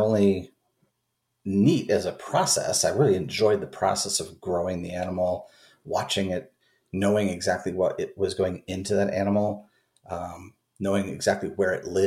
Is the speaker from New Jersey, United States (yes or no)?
no; Oregon, United States; moved away as an adult; also born or lived in Southern California; I grew up in Oregon, in not rural Oregon, but I did grow up in Oregon